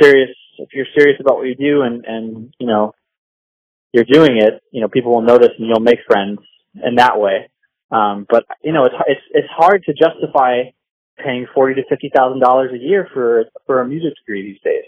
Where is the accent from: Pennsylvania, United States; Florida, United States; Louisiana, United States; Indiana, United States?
Florida, United States; Tarpon Springs; moved away as an adult; I'm from Tarpon Springs, Florida, so it's, uh, in Pinellas County